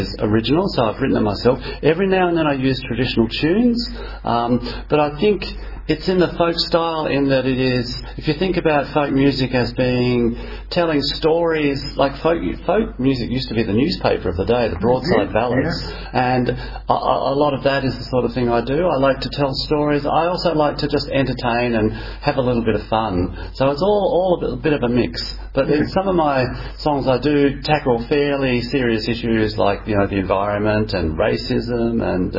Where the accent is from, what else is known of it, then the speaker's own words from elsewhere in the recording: Australia; as an Australian, I had a lot of ancestors that came out as convicts